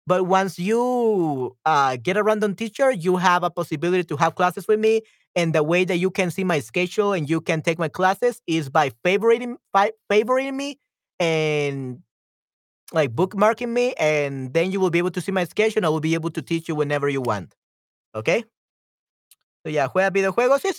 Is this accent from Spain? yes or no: yes; Spain; English is a second language; also born or lived in United States; I had an ex-girlfriend that was also my childhood friend in Spain